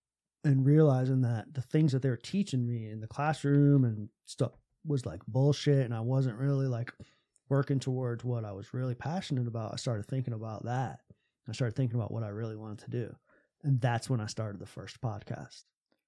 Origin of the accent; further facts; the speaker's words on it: Tampa, Florida, United States; I would listen to this morning talk show in mm-hmm. my hometown in Tampa, Florida.